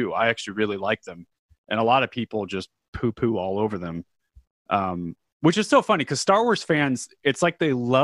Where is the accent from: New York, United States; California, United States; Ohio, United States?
California, United States; Southern; I grew up skateboarding. I'm from Southern California